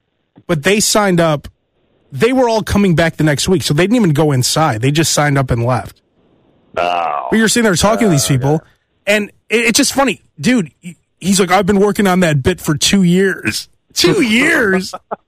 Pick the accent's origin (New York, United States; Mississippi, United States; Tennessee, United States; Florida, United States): New York, United States; I'm from New York, right?